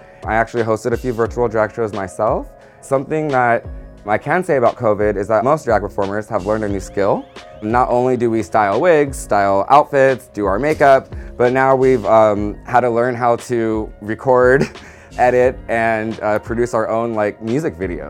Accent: San Diego, California, United States; I was raised in San Diego.

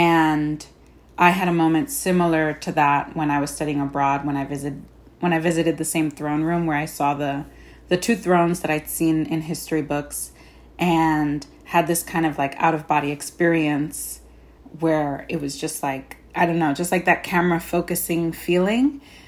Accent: Bushwick, New York, United States; I started writing the play in 2014, and I'm from Bushwick, and I was thinking and writing a lot about the gentrification of Bushwick at the time.

